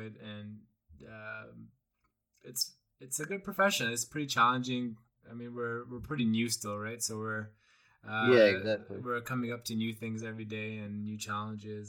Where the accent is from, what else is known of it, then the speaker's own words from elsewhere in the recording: Canada; as a Canadian